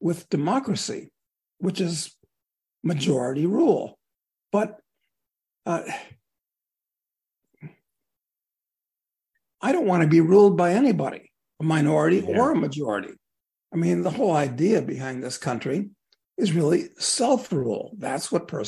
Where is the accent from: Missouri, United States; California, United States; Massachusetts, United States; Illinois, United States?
Illinois, United States; Chicago; I grew up in Chicago